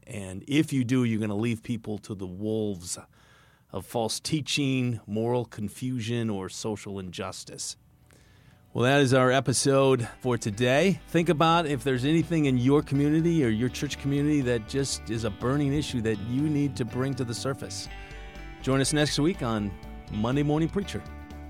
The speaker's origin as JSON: {"language": "English", "region": "East Coast", "country": "United States", "said": "I'm from the East Coast"}